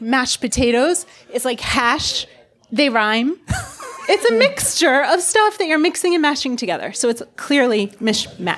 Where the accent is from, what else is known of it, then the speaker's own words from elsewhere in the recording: Delaware, United States; I'm from Delaware. That's how we pronounce it there.